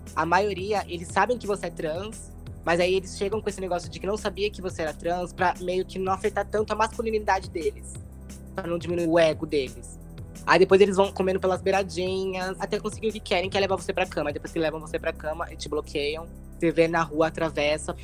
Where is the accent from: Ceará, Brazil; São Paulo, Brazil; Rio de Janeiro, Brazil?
São Paulo, Brazil; sou de São Paulo, tenho 24 anos